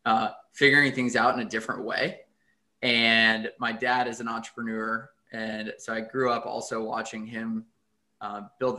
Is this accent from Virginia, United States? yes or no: yes; McLean, Virginia, United States; also born or lived in North Carolina; I grew up in the McLean and Arlington area, went to Chesterbrook Elementary and then Longfellow and then McLean High School, and have been around the DMV for my entire life.